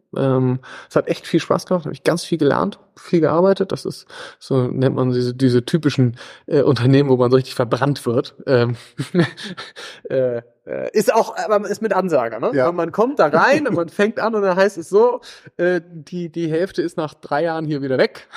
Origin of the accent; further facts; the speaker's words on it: Gödens, Lower Saxony, Germany; also born or lived in Hamburg / East Germany / Vienna / London; bin aus Gödens, bin in, in Hamburg geboren, in, in teilweise in Ostdeutschland aufgewachsen